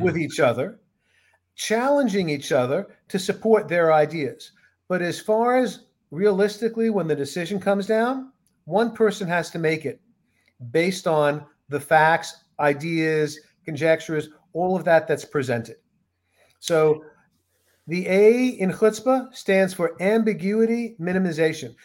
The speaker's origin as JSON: {"language": "English", "town": "New York City", "region": "New York", "country": "United States", "tie": "born or raised there", "said": "I grew up in New York City"}